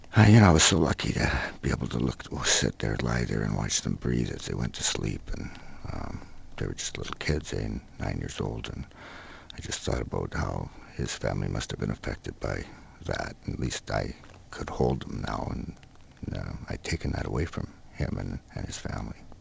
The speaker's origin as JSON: {"language": "English", "town": "Oak Bay", "region": "British Columbia", "country": "Canada", "tie": "born or raised there", "said": "I was brought up in a in Oak Bay"}